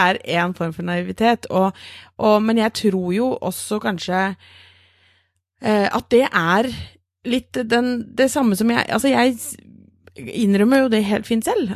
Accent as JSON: {"language": "Norwegian", "country": "Norway", "said": "vi er nordmenn"}